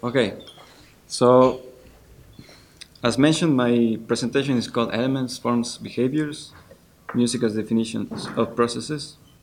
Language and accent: English; Ecuador; moved away as an adult; now in Netherlands; I studied composition informally for some years in my home country, in Ecuador